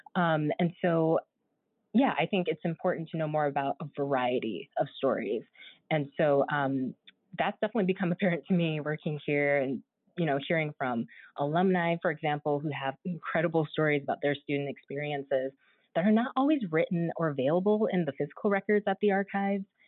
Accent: San Diego, California, United States; I'm originally from San Diego, California.

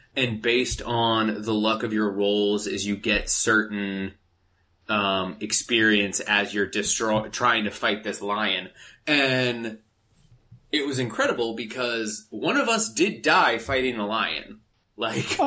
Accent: Phoenix, Arizona, United States; now in Los Angeles, United States; being in Los Angeles and growing up in Phoenix

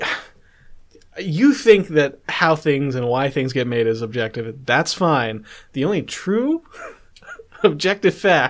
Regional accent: Calgary, Alberta, Canada; also born or lived in New Brunswick; My family's from New Brunswick. I'm from Calgary

